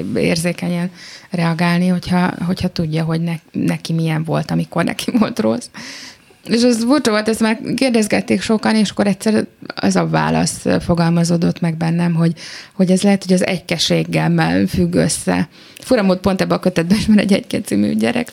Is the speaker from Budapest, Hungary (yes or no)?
yes; Budapest, Hungary; a saját szülővárosomban